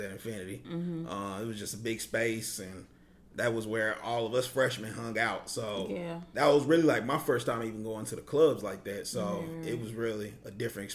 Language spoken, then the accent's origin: English; Kansas, United States; moved away as an adult; also born or lived in Alabama; I'm from Kansas